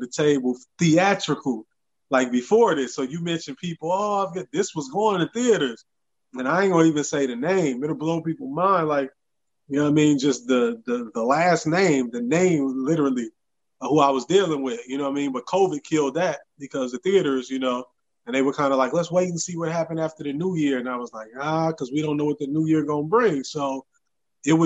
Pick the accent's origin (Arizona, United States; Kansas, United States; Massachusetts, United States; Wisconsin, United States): Wisconsin, United States; Racine; moved away as an adult; now in Memphis, United States; I'm originally from Racine, Wisconsin. I ended up in Memphis originally to go to college, and then I loved it, and I ended up making it in my home.